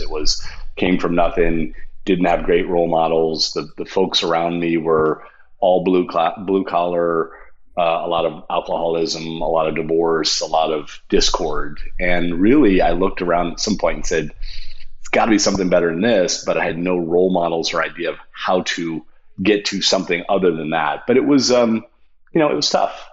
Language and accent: English; Toledo, Ohio, United States; moved away; I was from Toledo, Ohio, and went to Miami of Ohio